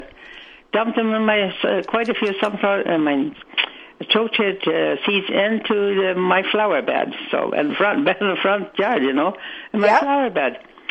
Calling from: Winnipeg, Manitoba, Canada; Oh, I'm calling from Winnipeg.

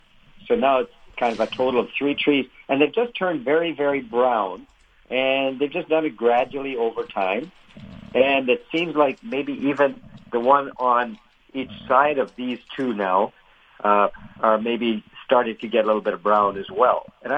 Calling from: Steinbach, Manitoba, Canada; I'm calling from Steinbeck.

